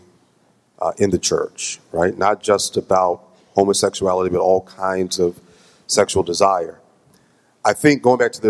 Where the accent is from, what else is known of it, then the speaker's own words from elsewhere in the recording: Jackson, Mississippi, United States; moved away; my hometown of Jackson, Mississippi